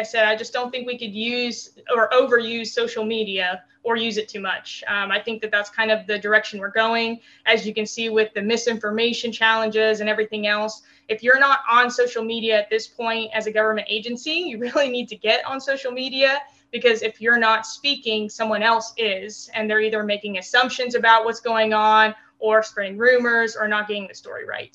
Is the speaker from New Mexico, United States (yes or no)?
yes; New Mexico, United States; also born or lived in Texas; now in Maryland, United States; I grew up in New Mexico, so we didn't have any sports teams